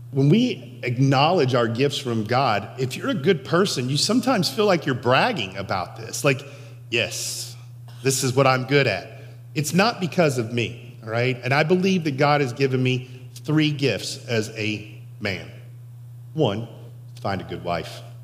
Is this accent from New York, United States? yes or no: no; Sellersburg, Indiana, United States; also born or lived in Henryville, Indiana; Little boy from Henryville grows up in Sellersburg